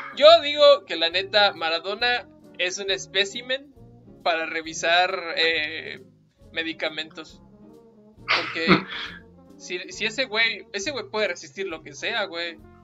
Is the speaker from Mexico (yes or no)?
yes; Mexico